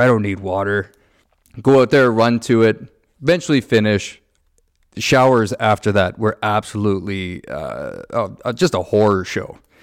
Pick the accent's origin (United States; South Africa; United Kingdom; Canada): Canada; Niagara, Ontario; I grew up in Niagara